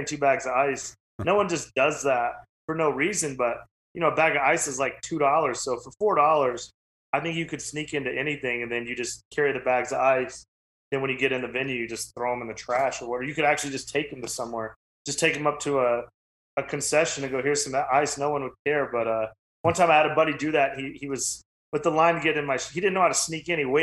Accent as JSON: {"language": "English", "region": "Wyoming", "country": "United States", "said": "I'm from Wyoming."}